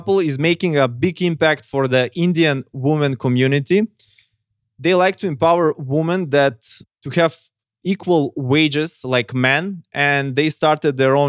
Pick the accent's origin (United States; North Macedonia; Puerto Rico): North Macedonia; I come from Macedonia